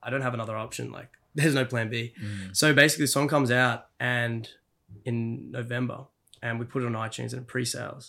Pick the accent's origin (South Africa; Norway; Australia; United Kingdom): Australia; Brisbane, Queensland; moved away as an adult; also born or lived in United States; we left Brisbane, my hometown